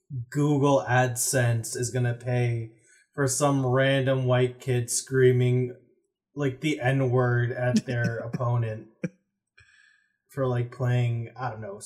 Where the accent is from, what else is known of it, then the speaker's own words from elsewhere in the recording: United States; we don't have that in America.